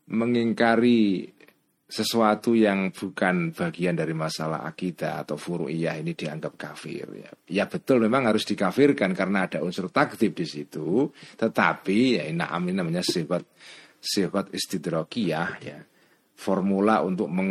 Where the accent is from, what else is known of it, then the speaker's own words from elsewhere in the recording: Cebulek, Special Region of Yogyakarta, Indonesia; Jenengan orang yang dari pelosok Sleman, Bantul atau desa saya